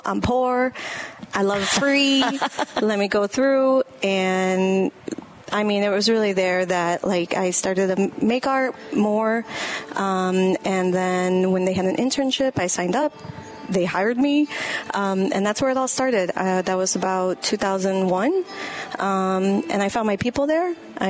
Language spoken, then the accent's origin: English; Chicago, Illinois, United States; Little Village.